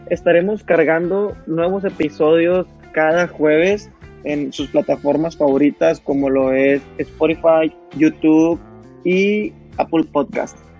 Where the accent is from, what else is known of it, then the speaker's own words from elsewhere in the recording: Monterrey, Nuevo León, Mexico; soy de la ciudad de Monterrey